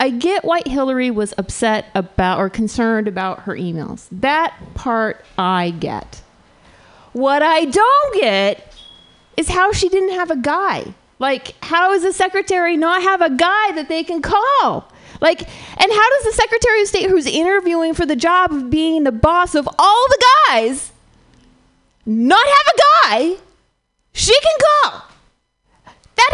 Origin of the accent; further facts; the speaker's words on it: California, United States; I grew up in Southern California, which is right in between Palm Springs and LA.